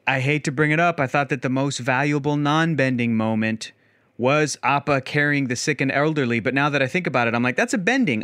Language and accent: English; San Diego, California, United States; I was born and raised in San Diego.